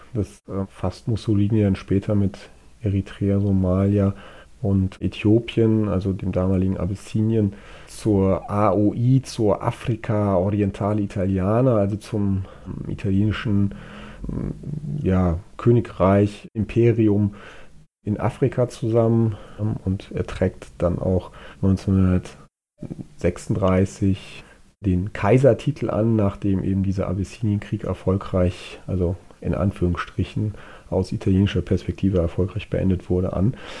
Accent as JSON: {"language": "German", "country": "Germany", "said": "bei uns in Deutschland"}